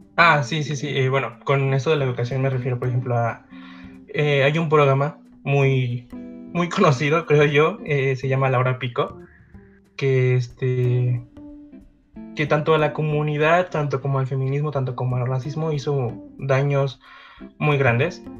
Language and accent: Spanish; Mexico; soy de México